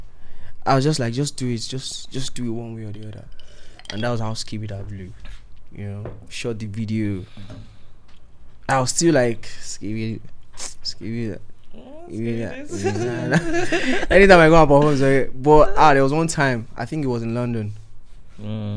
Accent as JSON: {"language": "English", "region": "Edo", "country": "Nigeria", "said": "my dialect, because I'm from Edo State"}